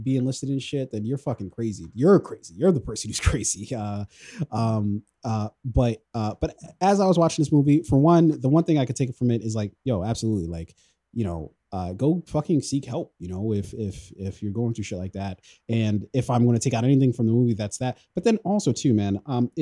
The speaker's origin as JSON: {"language": "English", "town": "Columbia", "region": "Maryland", "country": "United States", "tie": "born or raised there", "said": "I grew up in Columbia, Maryland"}